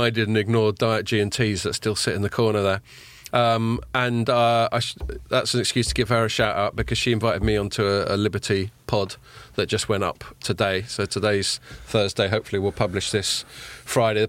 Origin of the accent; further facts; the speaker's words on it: London, United Kingdom; I'm from North London.